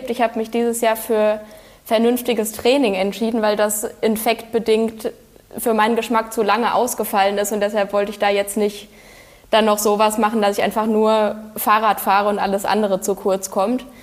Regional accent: Frankfurt, Hesse, Germany; Und in Frankfurt, meiner Heimatstadt, bin ich auch schon häufig gelaufen.

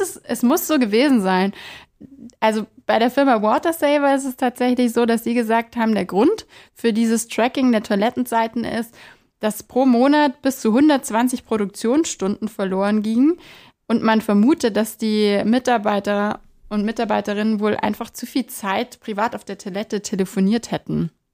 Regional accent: Bavaria, Germany; bei uns in Bayern

